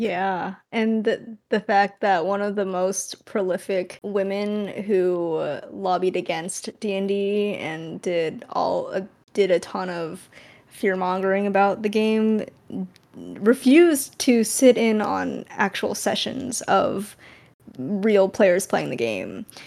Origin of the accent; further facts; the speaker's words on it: California, United States; I'm from California